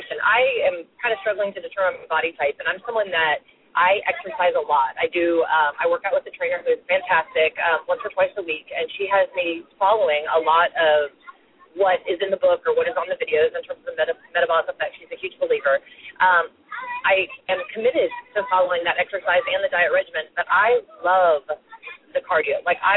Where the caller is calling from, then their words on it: Prosper, Texas, United States; I'm calling from Prosper, Texas.